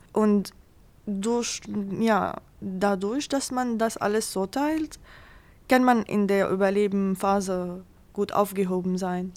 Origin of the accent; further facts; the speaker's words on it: Syria; German is a second language; moved away as an adult; now in Germany; weil ich auch aus Syrien komme